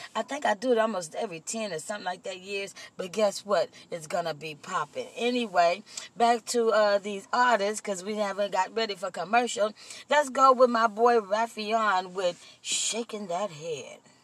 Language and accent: English; Compton, California, United States; also born or lived in Austin, Texas; I was raised in the city of Compton